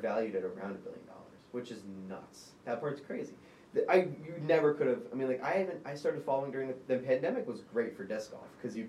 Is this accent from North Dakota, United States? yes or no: no; New Kent, Virginia, United States; I'm from New Kent.